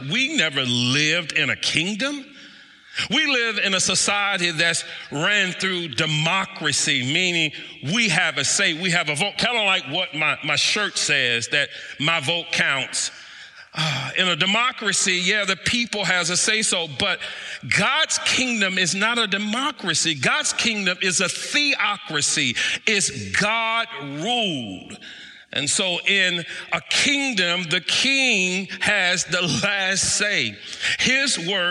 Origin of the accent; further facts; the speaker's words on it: United States; I am still an American